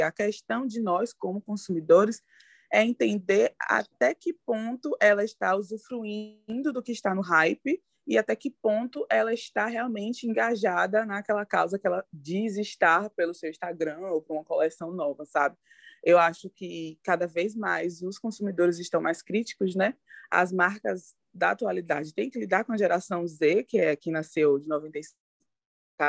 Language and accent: Portuguese; Salvador, Bahia, Brazil; eu sou de Salvador, na Bahia